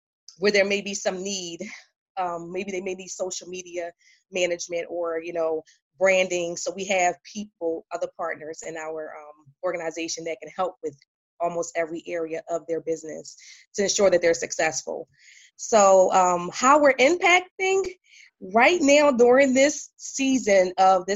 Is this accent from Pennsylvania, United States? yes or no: yes; Philadelphia, Pennsylvania, United States; now in Raleigh, United States; I'm originally from Philadelphia, but now I'm in Raleigh, North Carolina